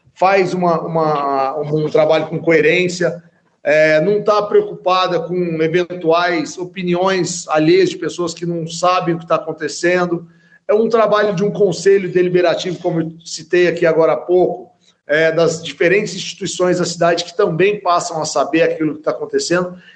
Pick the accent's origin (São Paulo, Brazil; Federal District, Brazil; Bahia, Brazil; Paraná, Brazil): São Paulo, Brazil; Franca; also born or lived in Uberlândia / Rio de Janeiro; hoje aqui em Franca, né, que é onde eu nasci